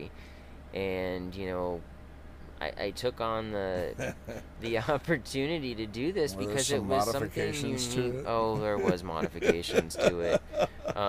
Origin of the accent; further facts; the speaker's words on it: Crystal River, Florida, United States; I grew up here in Christian River. I grew up on the water.